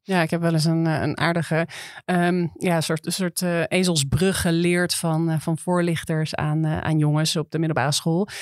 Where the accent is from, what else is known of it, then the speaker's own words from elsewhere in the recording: Amsterdam, North Holland, Netherlands; Ik ben opgegroeid in Amsterdam